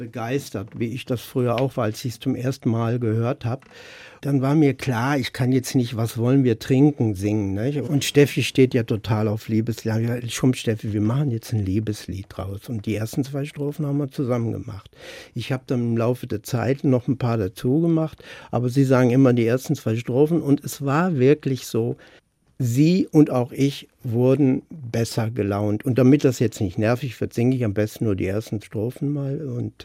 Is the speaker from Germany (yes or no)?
yes; Baden-Württemberg, Germany; moved away as an adult; also born or lived in Stadtallendorf; Ich bin 13 Jahre in Baden-Württemberg zur Schule gegangen